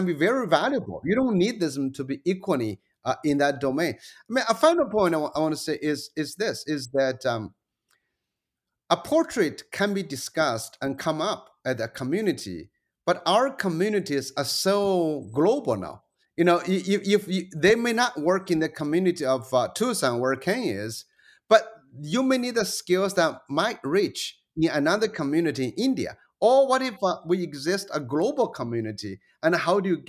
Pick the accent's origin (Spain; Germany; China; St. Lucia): China; moved away; also born or lived in United States